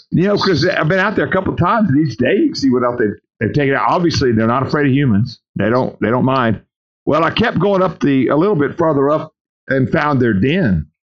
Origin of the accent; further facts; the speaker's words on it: Louisiana, United States; Well, I'm from South Louisiana. Are you you making fun of my accent?